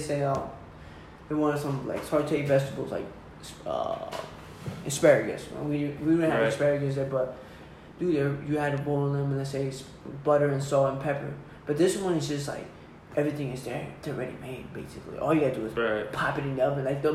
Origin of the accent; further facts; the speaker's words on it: Red Bank, New Jersey, United States; moved away as an adult; now in Los Angeles, United States; I'm not originally from Red Bank, but I grew up there, dude. It's like, it's my home